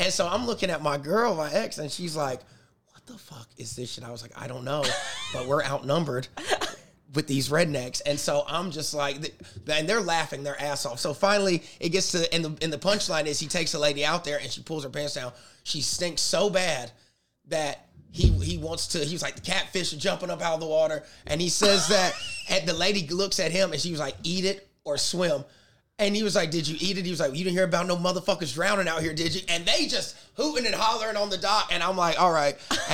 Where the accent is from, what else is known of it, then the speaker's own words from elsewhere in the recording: South Carolina, United States; moved away; I'm from South Carolina. I just came back from home